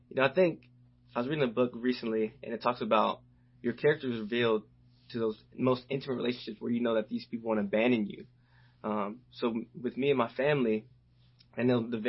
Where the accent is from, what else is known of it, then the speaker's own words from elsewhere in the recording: the South, United States; growing up in the South, playing football